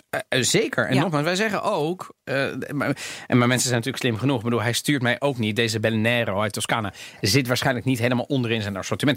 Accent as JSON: {"language": "Dutch", "country": "Netherlands", "tie": "born or raised there", "also_born_or_lived": "The Hague", "accent": "Italian", "said": "ik ben opgegroeid in Nederland. Ik heb, misschien, ik heb een Italiaans accent, misschien een beetje"}